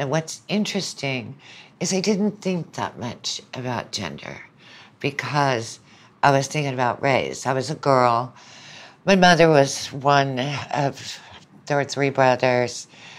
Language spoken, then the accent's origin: English; Birmingham, Alabama, United States; also born or lived in Southern United States; But I was born in Birmingham. My mom was from Birmingham. My father was from New Orleans. And grew up there for a while, but grew up in much of the rest of the South.